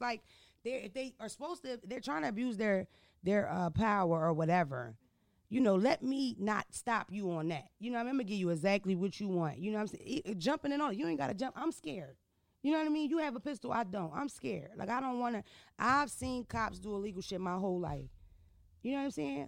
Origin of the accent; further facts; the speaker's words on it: Philadelphia, Pennsylvania, United States; I'm from Philadelphia. I'm not from Baltimore. I'm not from New York City.